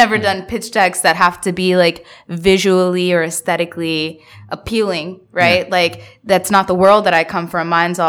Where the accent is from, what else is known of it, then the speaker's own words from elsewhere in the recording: Bangladesh; I'm from Bangladesh.